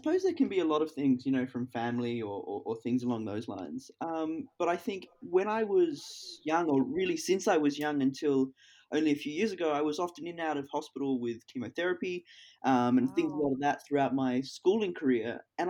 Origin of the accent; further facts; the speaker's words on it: Hong Kong; I've never skydived. As you said, growing up in Hong Kong, there is just nowhere to do it.